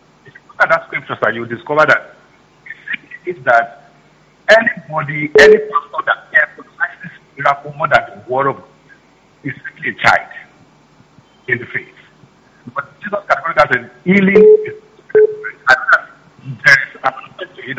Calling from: Canada; I'm calling from Canada.

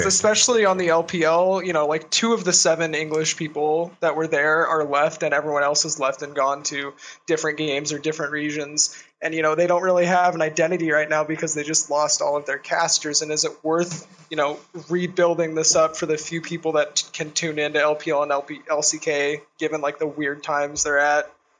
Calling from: Portland, Oregon, United States; I'm calling from Portland, Oregon.

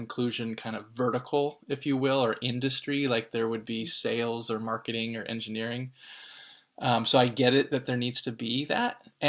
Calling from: Oakland, California, United States; I'm calling in from Oakland, California.

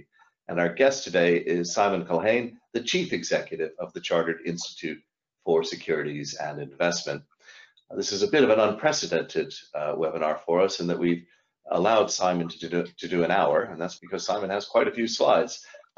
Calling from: London, United Kingdom; I'm dialing here from London

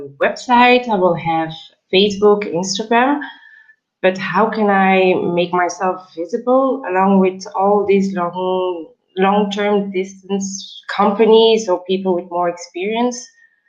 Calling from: Belgium; I'm calling from Belgium.

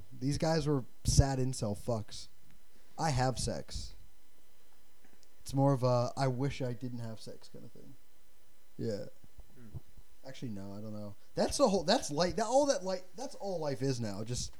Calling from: Iowa, United States; I'm calling from Iowa.

